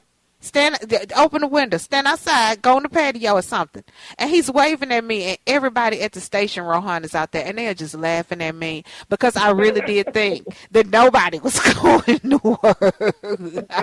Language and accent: English; Texas, United States; moved away as an adult; now in Minnesota, United States; I'm from Texas.